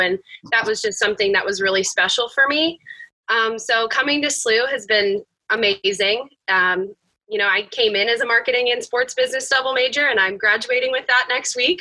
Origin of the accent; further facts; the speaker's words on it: Bel Air, Maryland, United States; moved away as an adult; now in St. Louis, United States; I'm from Bel Air, Maryland.